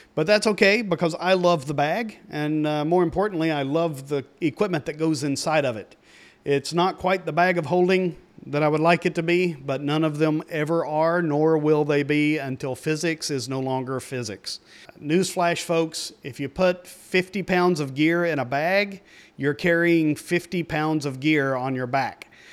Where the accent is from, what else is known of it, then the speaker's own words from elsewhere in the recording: East Tennessee, United States; I grew up in East Tennessee.